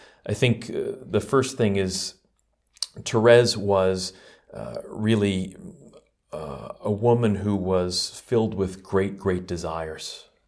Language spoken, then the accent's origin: English; New York, United States; Well, I've been with the order for about 20 years now, and I'm originally from New York, but joined the community after I met them in Washington, D.C.